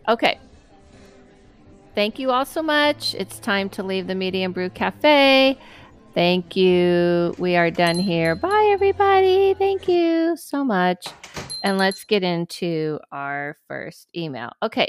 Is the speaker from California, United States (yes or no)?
no; Michigan, United States; I grew up in Michigan and spent summers in the lakes.